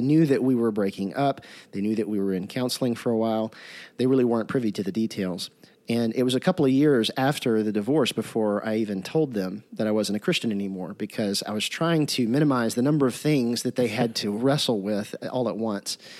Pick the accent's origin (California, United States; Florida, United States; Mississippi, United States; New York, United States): Mississippi, United States; Jackson; I'm from Jackson, Mississippi